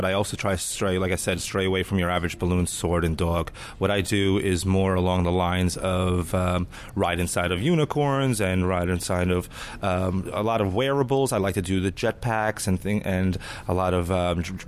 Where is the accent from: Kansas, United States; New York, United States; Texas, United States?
New York, United States; Westchester; moved away; I am originally from New York. I was born and raised in Westchester, New York